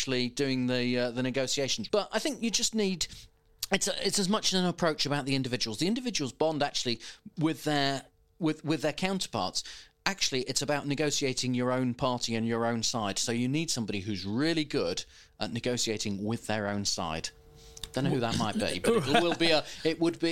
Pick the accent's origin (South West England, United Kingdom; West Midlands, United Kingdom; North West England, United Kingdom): North West England, United Kingdom; Lancaster; my hometown team, the not at all mighty Lancaster City